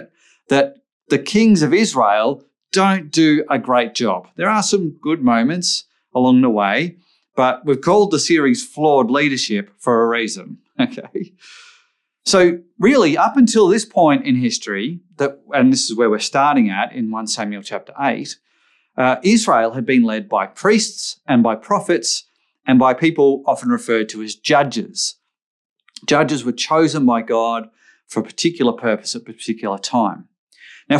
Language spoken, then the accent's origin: English; Australia; I grew up in Australia